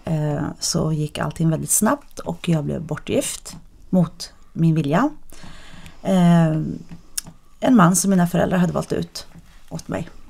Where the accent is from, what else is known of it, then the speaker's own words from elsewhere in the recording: Sweden; jag är ju född och uppvuxen i Sverige